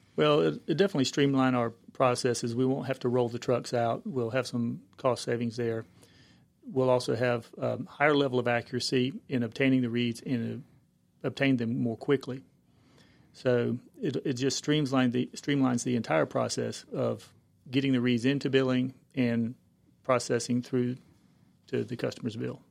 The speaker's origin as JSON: {"language": "English", "area": "Cumberland County", "region": "North Carolina", "country": "United States", "tie": "born or raised there", "also_born_or_lived": "Greenville, North Carolina", "said": "I'm originally from the Cumberland County area"}